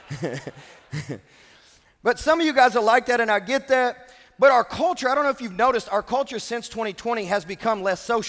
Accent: Kentucky, United States; I'm from Kentucky

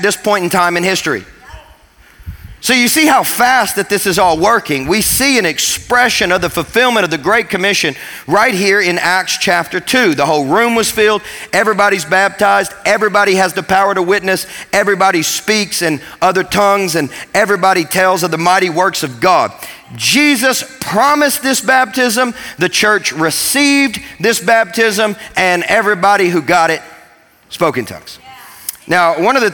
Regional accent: Kentucky, United States; now in Tennessee, United States; I grew up in Kentucky

